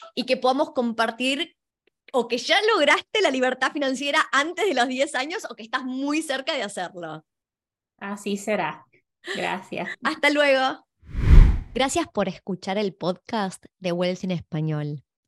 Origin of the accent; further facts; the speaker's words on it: Argentina; now in Australia; yo soy originalmente de Argentina